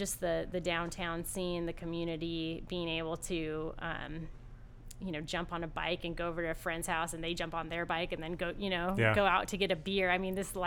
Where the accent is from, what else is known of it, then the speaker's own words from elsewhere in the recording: Ventura, California, United States; moved away; I'm from Southern California